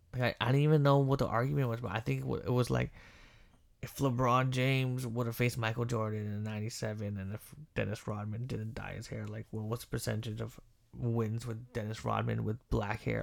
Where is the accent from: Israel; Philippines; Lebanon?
Philippines; I'm Filipino